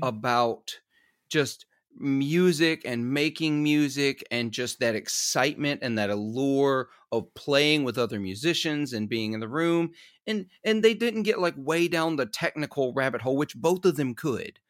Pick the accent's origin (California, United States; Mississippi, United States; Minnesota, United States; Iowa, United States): Mississippi, United States; Clarksdale; Clarksdale, where I'm from